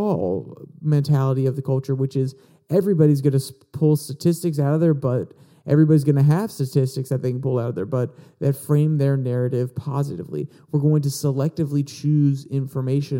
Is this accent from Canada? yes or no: no; United States; as American people